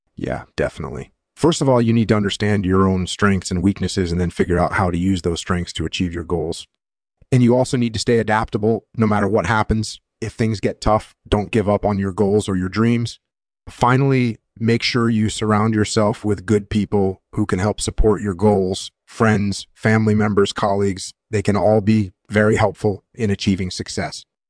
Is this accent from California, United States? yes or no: yes; California, United States; I was born in California in nineteen sixty-three. I grew up on a ranch